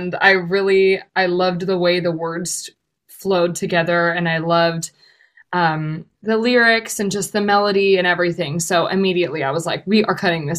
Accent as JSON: {"language": "English", "town": "Redwood City", "region": "California", "country": "United States", "tie": "born or raised there", "said": "I was born and raised in California, in Redwood City, California, to be exact"}